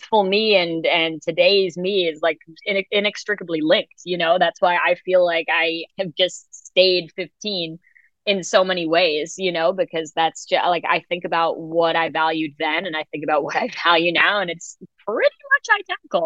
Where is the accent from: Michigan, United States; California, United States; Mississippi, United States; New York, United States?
New York, United States; New York City; I grew up in New York City